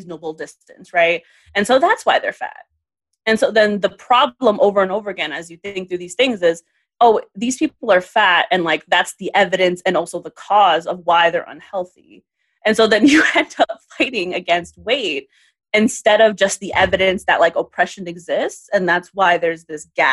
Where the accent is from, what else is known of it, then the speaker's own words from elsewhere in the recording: New York City, New York, United States; I grew up in the Bronx at the time that like these farmers markets, things were really happening